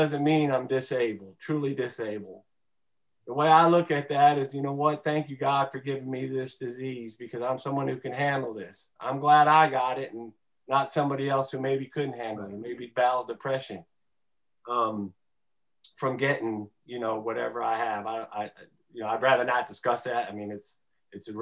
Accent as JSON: {"language": "English", "town": "Detroit", "region": "Michigan", "country": "United States", "tie": "born or raised there", "said": "I grew up in Detroit, grew up around the water, and fishing was a huge part of my childhood, 5 minutes from the lake."}